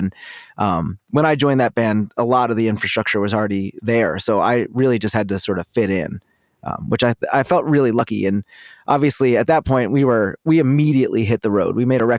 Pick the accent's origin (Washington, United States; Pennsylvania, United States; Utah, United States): Pennsylvania, United States; Philadelphia; Well, I grew up in Philly, and my parents were Orthodox Jews when I was a kid, and it's basically like a kind of like a hippie commune, but in the city.